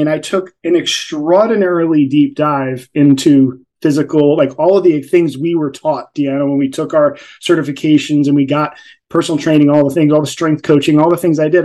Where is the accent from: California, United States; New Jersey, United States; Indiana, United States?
New Jersey, United States; I'm from Jersey